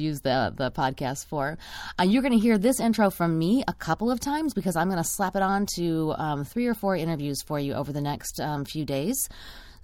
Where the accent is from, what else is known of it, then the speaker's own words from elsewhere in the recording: Texas, United States; moved away; also born or lived in Austin, Texas; I also am originally from Texas